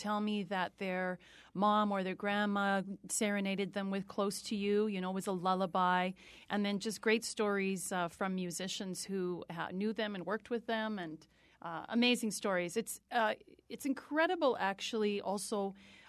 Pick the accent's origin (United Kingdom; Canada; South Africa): Canada; moved away as an adult; now in Connecticut, United States; I'm originally from Canada